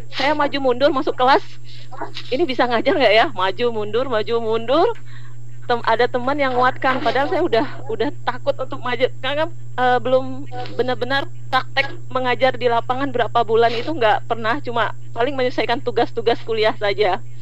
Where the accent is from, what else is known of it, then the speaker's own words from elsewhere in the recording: Ketapang, West Kalimantan, Indonesia; now in Sanggau, Indonesia; Padahal saya aslinya uh, Ketapang. Orang tua masih di Kabupaten Ketapang.